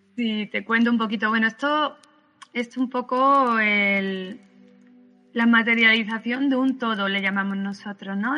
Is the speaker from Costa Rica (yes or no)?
no; Málaga, Andalusia, Spain; yo nací en Málaga